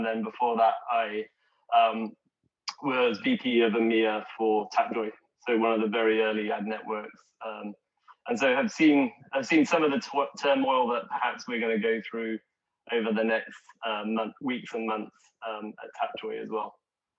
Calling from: Seattle, Washington, United States; also born or lived in San Francisco; Yeah, right now I did a COVID move during Seattle. So over the last year. So yeah, I'm in Seattle right now. But previously was in San Francisco.

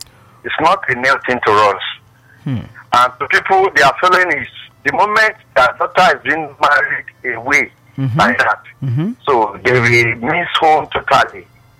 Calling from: Badagry, Lagos, Nigeria; I'm calling from Badagry.

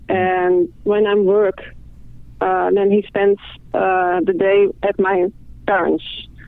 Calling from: Netherlands; I'm calling from the Netherlands.

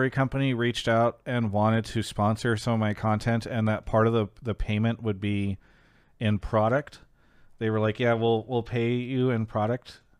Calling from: New York City, New York, United States; I'm calling from Brooklyn, New York.

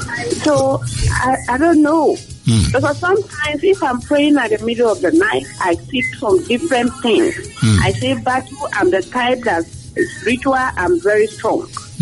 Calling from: Cape Coast, Central Region, Ghana; I'm calling from Cape Coast.

